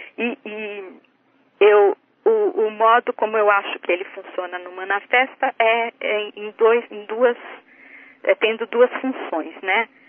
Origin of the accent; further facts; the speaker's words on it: Brazil; now in United States; que eu visitava quando era criança no Brasil